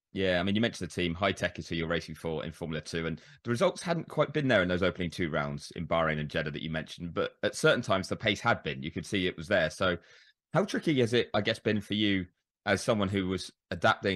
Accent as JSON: {"language": "English", "country": "United Kingdom", "said": "As a Brit"}